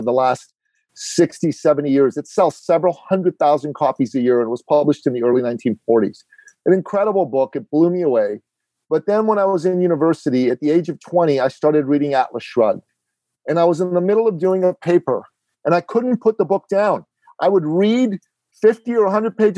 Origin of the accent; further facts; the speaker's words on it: Iran; now in Canada; I am an immigrant to Canada. I'm originally from Iran in the Middle East.